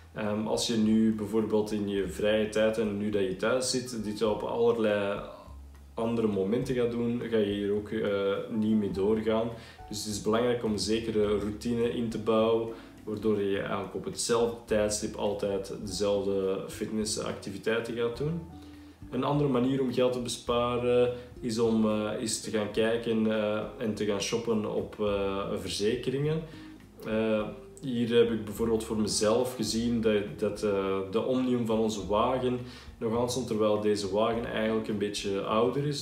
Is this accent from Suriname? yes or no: no; Belgium; accent: Belgian; now in Netherlands; je hoort het waarschijnlijk ook aan mijn accent, ik eh, zelf van België kom